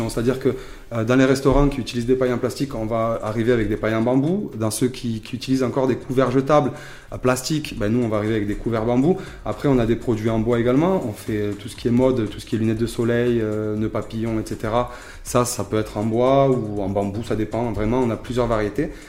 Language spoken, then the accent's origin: French; Béziers, Occitania, France; j'ai bientôt 35 ans, donc je suis originaire de Béziers.